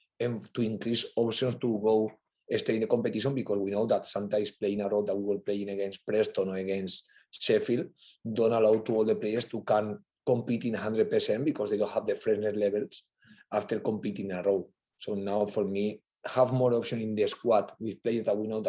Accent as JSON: {"language": "English", "town": "Valencia", "region": "Valencian Community", "country": "Spain", "second_language": "English", "moved": "as an adult", "lives_now": "England", "said": "I'm from Valencia"}